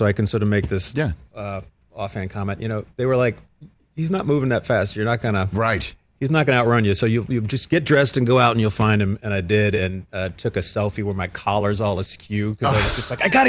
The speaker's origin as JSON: {"language": "English", "town": "Washington", "region": "District of Columbia", "country": "United States", "tie": "born or raised there", "also_born_or_lived": "Portland, Oregon", "said": "I was born outside of Portland. My family's from the mountains, the Ben Redmond Sisters area. But I spent half my life in Washington, D.C., like before college, literally evenly split."}